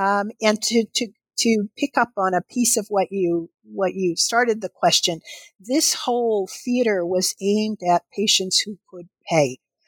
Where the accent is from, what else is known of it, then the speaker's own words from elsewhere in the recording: Kentucky, United States; I would remember the doctor's office that I went to as a child growing up in Kentucky.